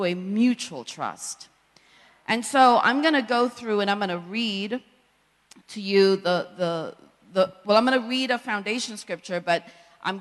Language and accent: English; Jamaica; a young girl born and raised in Jamaica by a single parent